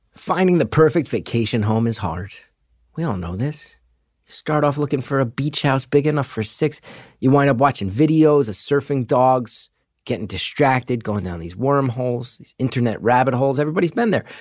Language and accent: English; New Jersey, United States; my home state, my beloved home state of New Jersey